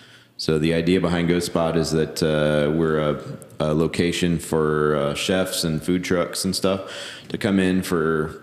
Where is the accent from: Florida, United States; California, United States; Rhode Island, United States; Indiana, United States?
Indiana, United States; Elkhart; I come from Elkhart. It's like Elkhart Pizza Mafia.